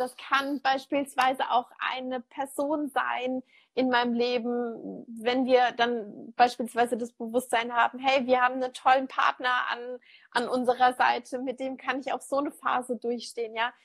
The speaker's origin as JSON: {"language": "German", "country": "Germany", "said": "bei uns in Deutschland"}